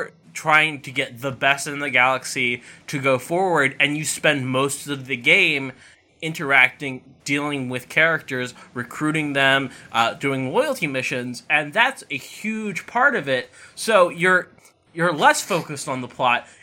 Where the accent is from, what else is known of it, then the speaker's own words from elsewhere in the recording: United States; as an American